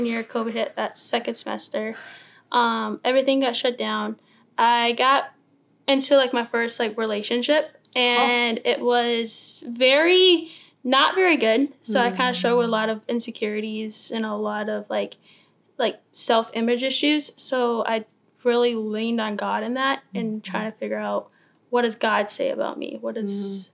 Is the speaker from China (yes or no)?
no; Greenville, North Carolina, United States; also born or lived in Syracuse, New York; I mainly grew up in Greenville, North Carolina, where ECU is